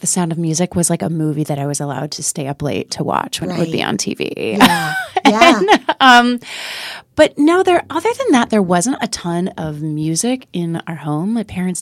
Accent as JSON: {"language": "English", "region": "Midwest", "country": "United States", "tie": "born or raised there", "also_born_or_lived": "Iowa / Illinois", "said": "I grew up in the Midwest. I was born in Iowa, and then we moved to Illinois. So my childhood was sort of half and half between the two states"}